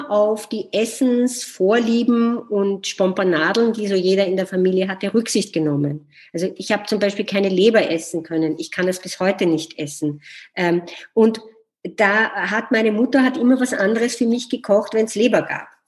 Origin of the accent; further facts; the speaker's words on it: Vienna, Austria; bin ich am Naschmarkt aufgewachsen. Das ist ein großer Markt in Wien, der inzwischen sehr touristisch geworden ist